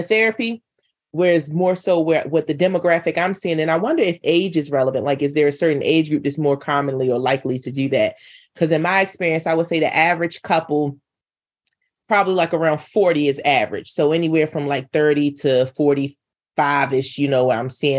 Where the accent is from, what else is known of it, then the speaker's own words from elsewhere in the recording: North Carolina, United States; moved away; I'm from North Carolina